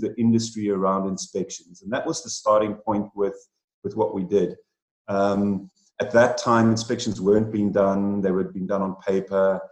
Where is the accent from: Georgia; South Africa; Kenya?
South Africa; also born or lived in United Kingdom; about five years ago, I returned back to my home country, South Africa